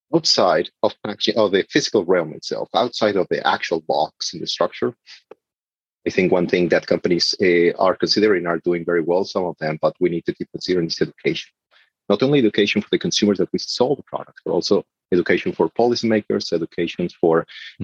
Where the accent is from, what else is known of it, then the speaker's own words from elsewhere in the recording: Mexico; moved away; I'm coming from Mexico